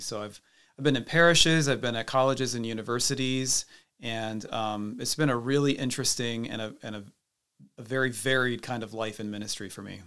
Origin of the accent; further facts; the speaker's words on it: Cedar Rapids, Iowa, United States; I came from Cedar Rapids, so it's, it's kind of amazing to be back here in my hometown